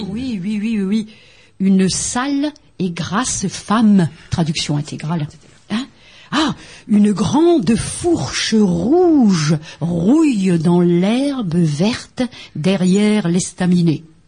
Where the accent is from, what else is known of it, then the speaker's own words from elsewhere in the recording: French Flanders, Hauts-de-France, France; Ici, on n'est pas ch'ti, on est flamand